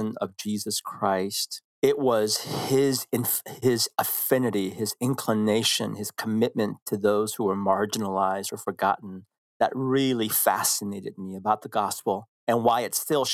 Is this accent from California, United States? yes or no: yes; San Francisco, California, United States; born or raised there; English is a second language; also born or lived in Korea